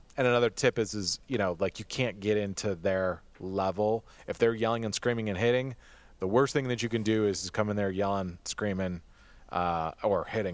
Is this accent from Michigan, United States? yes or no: yes; Michigan, United States; we're both from Michigan. We're both from Michigan